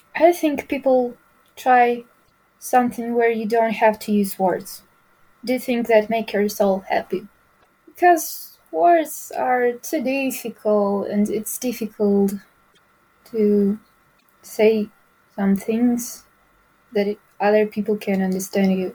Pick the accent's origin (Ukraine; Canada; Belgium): Ukraine; English is a second language; my choice was to stay here at my home. So it's my home, it's my bed, there's my family, there's my hometown, there's my home language. It's my country.